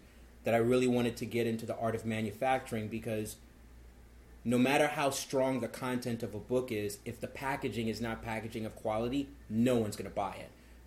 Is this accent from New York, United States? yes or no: yes; New York City, New York, United States; born and raised in Brooklyn, New York